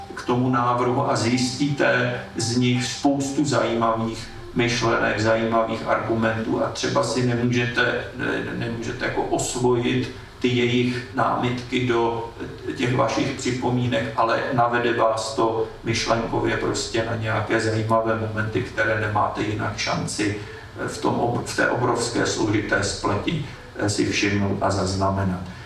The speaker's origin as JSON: {"language": "Czech", "region": "Prague", "country": "Czechia", "said": "jsem z Klánovic"}